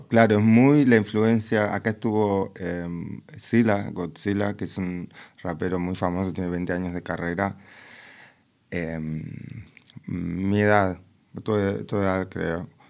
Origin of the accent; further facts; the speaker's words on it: Buenos Aires, Argentina; now in Berlin, Germany; vos sos porteña como yo